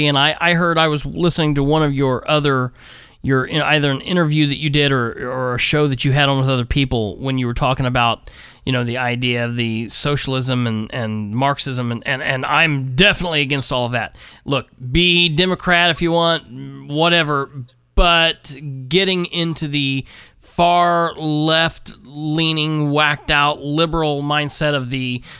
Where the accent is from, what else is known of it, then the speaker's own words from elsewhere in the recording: United States; we're just Americans